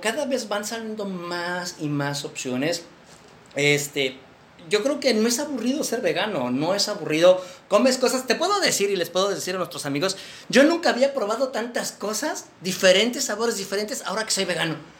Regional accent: Mexico; somos los primeros mexicanos que creamos un podcast de veganismo aquí en México

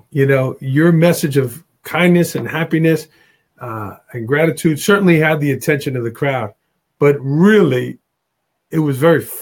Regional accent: Staten Island, New York, United States; I grew up in Staten Island, New York, and uh, sometimes the accent will give it away.

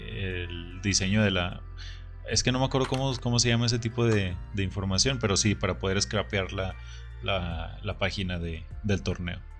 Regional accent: Puebla, Mexico; Soy, de Puebla, soy de Puebla, normal.

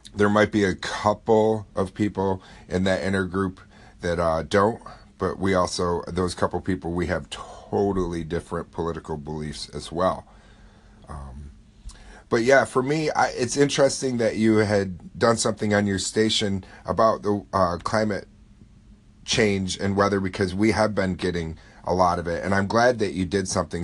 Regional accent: upstate New York, United States; here in my hometown

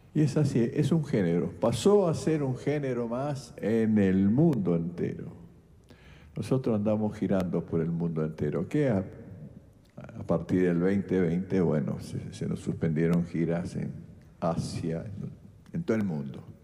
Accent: San Eduardo, Santa Fe, Argentina; moved away; soy del sur de Santa Fe. Digo venado tuerto por referencia, pero yo soy de un pueblito chiquitito, San Eduardo, está al lado eso

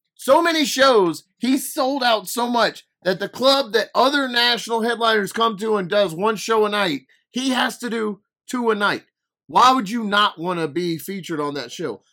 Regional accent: Louisiana, United States; I'm an idiot from Louisiana

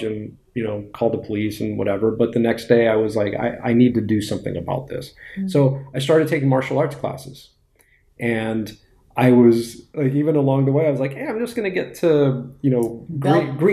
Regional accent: West Hollywood, California, United States; I grew up in West Hollywood

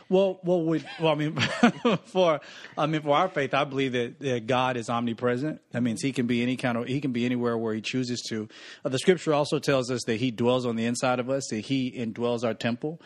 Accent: Newton, Mississippi, United States; Born and raised in Newton, Mississippi, backwoods, born in a double wide trailer

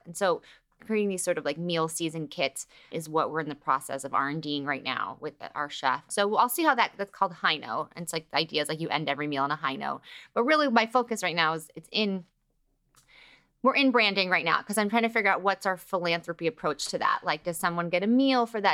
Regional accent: Los Angeles, California, United States; growing up in L A gives you a new layer of confidence

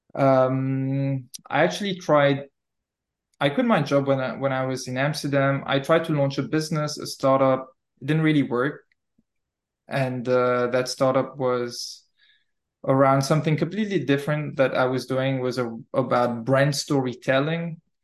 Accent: Mauritius; moved away as an adult; also born or lived in Malta / Netherlands; Originally, I'm from Mauritius Island, born and raised there.

